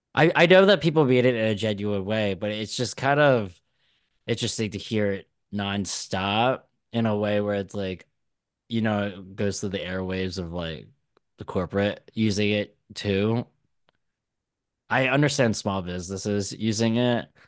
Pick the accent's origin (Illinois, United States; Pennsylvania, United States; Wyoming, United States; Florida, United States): Pennsylvania, United States; Philadelphia; I'm from Philly